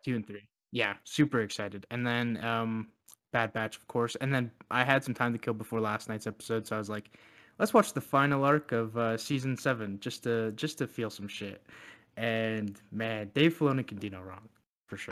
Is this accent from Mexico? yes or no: no; Canada; as a Canadian